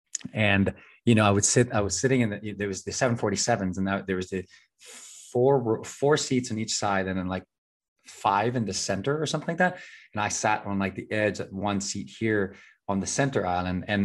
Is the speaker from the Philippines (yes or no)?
yes; Philippines; also born or lived in United States; I'm very blessed to be both a U.S. citizen that was born here, but also growing up in the Philippines and other parts of the world for a long time, so that then I was really not as American that grew up here compared to everyone else.